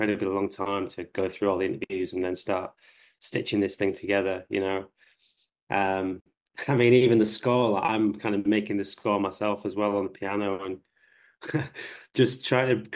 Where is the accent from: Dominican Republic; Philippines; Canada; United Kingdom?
United Kingdom; the North, the north of England; I'm from the North